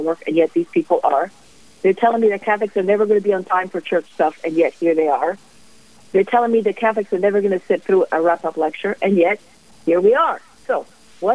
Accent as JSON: {"language": "English", "town": "Rome", "region": "Lazio", "country": "Italy", "tie": "born or raised there", "also_born_or_lived": "Ann Arbor, Michigan", "moved": "as an adult", "lives_now": "Kentucky, United States", "said": "I grew up in Italy, in Rome, basically in the shadow of the Vatican."}